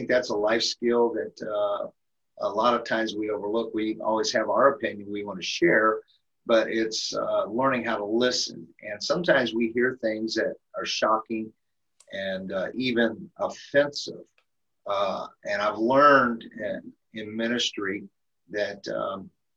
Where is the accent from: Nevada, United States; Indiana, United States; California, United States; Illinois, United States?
Indiana, United States; Elkhart; moved away as an adult; now in Minnesota, United States; I'm originally from Elkhart, Indiana. I'm actually a transplant into the state of Minnesota